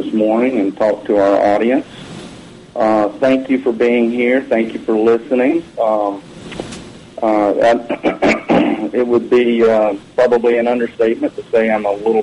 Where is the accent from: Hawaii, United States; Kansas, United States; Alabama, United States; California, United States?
Alabama, United States; my home state of Alabama